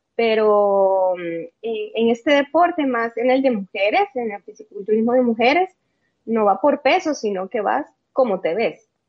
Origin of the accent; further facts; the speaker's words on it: El Salvador; Yo soy de El Salvador, como bien dice, yo, yo nací acá, vivo acá también